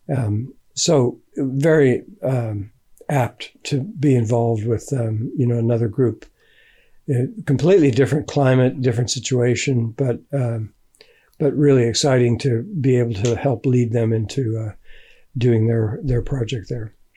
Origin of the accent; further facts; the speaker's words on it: United States; moved away as an adult; also born or lived in England; now in Findhorn, United Kingdom; I grew up in America